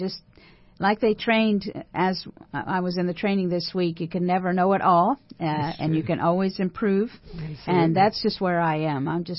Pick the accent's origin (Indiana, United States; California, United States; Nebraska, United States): Indiana, United States; moved away as an adult; now in Austin, United States; I was from, I am from Indiana. And so Texas was a huge adjustment and transition for me.